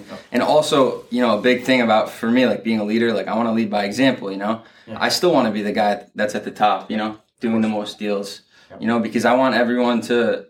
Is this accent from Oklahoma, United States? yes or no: no; Fairfield, Connecticut, United States; I grew up in Fairfield, Connecticut.